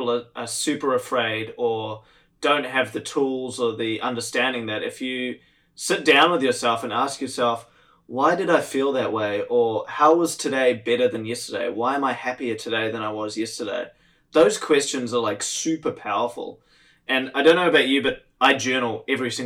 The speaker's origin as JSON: {"language": "English", "country": "New Zealand", "tie": "born or raised there", "said": "I grew up in New Zealand"}